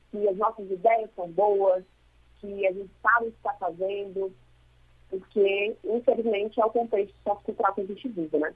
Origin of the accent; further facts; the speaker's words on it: Ceará, Brazil; Eu sou cearense, sou